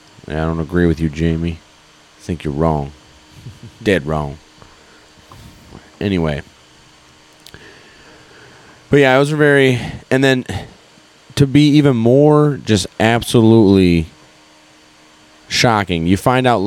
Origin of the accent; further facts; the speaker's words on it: Texas, United States; And I'm a Texan. Nothing like against you Texans.